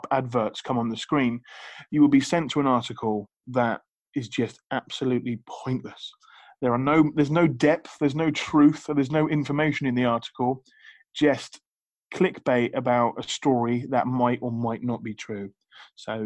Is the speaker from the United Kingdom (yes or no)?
yes; United Kingdom; I'm British